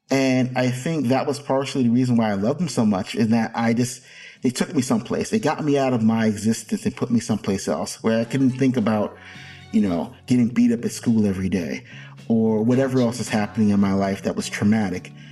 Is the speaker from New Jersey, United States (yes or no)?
yes; Jersey City, New Jersey, United States; And I was a little asthmatic kid growing up in Jersey City who couldn't go outside all the time.